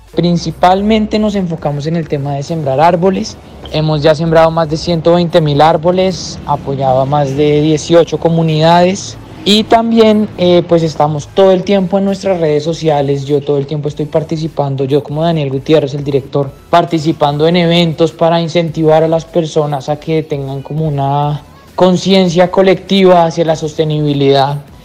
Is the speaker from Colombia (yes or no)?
yes; Colombia; nosotros como colombianos